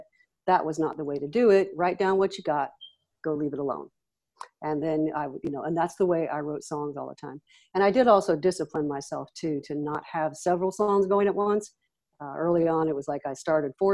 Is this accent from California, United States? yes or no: yes; Los Angeles, California, United States; I grew up in Los Angeles and then moved to Northern California at 16.